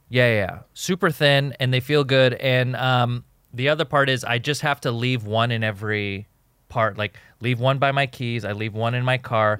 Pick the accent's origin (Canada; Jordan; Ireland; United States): Jordan; moved away; also born or lived in Egypt; I was born in Jordan. I'm a Jordanian citizen